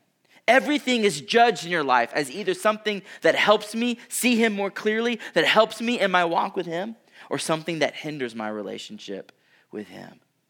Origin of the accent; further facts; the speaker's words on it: Houston, Texas, United States; I grew up in Houston, which is literally below sea level. I had never been anywhere else, and then I flew to Colorado